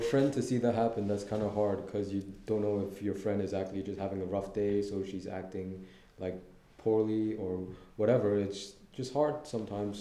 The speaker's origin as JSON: {"language": "English", "country": "Hong Kong", "said": "I'm from Hong Kong."}